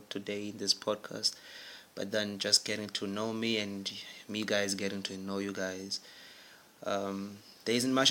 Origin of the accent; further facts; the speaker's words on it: Durban, KwaZulu-Natal, South Africa; now in Bloemfontein, South Africa; I'm originally from Durban, a beautiful city of Durban, South Africa